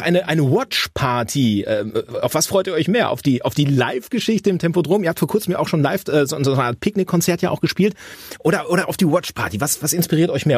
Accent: Hamm, North Rhine-Westphalia, Germany; das ist eure Heimat, das ist auch meine

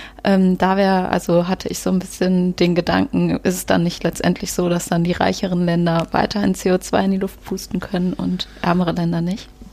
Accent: Cologne, North Rhine-Westphalia, Germany; als Kölnerin

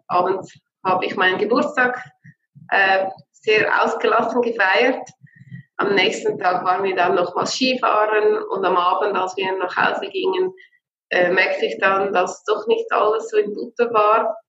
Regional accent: Switzerland; bei uns in der Schweiz

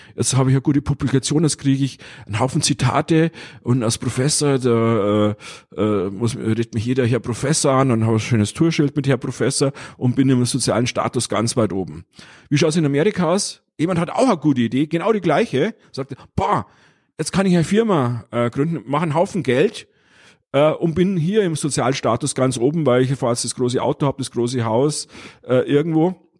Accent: Bavaria, Germany; ich bin Bayer

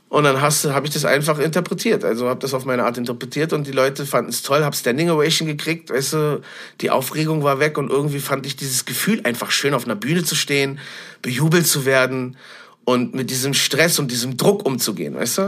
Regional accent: Berlin, Germany; ich bin gebürtiger Berlin-Schöneberger. Ich bin damals äh, im Januar 1979 in Berlin-Tempelhof-Schöneberg geboren

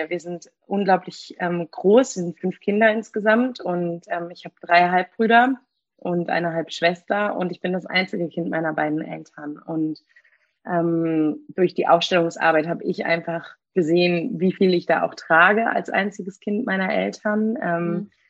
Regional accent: Berlin, Germany; Gebürtige Berlinerin, hier geboren, hier aufgewachsen. Habe aber eine Mini, in Anführungsstrichen, Migrationsgeschichte.

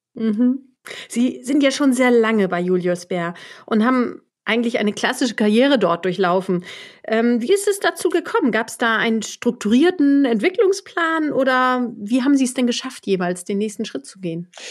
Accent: Germany; so wie ich aus deutscher Sicht

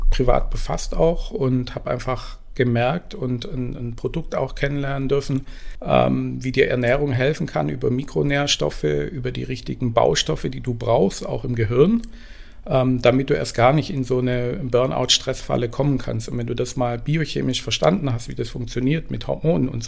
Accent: Esslingen, Baden-Württemberg, Germany; also born or lived in Tübingen; Ich bin geboren in Tübingen und aufgewachsen in Esslingen, also eher im Schwaberländle.

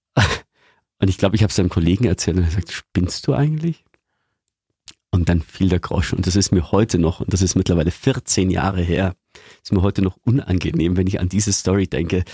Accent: Eggenfelden, Bavaria, Germany; Eggenfelden in Niederbayern, wo ich herkomme

